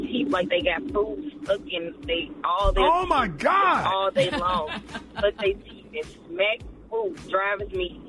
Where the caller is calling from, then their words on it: St. Louis, Missouri, United States; I'm calling from St. Louis, Missouri.